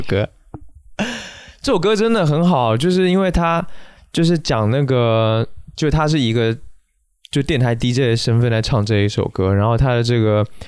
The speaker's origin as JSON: {"language": "Chinese", "country": "Taiwan", "moved": "yes", "lives_now": "Beijing, China", "said": "因为我是台湾人嘛"}